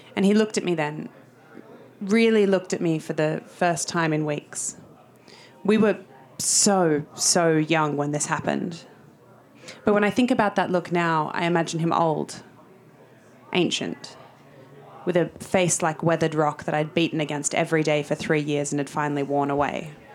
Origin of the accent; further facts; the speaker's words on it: Sydney, New South Wales, Australia; moved away as an adult; now in London, United Kingdom; I'm from Sydney, so 15 months in London